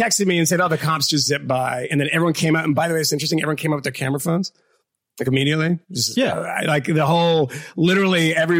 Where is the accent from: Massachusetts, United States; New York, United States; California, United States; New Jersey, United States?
Massachusetts, United States; Boston; I'm like an Irish kid from Boston. We don't have gifts like that. I don't have a parent that can give me money for these sorts of things.